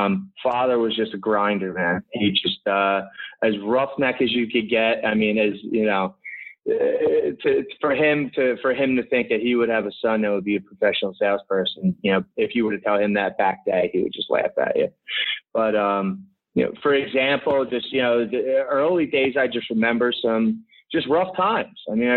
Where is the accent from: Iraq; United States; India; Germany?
United States; Philadelphia, Pennsylvania; everybody will know where I'm from because my muggy accent pretty much comes out immediately. I grew up in basically the suburbs of Southwest Philadelphia or South Philadelphia. And pretty rough growing up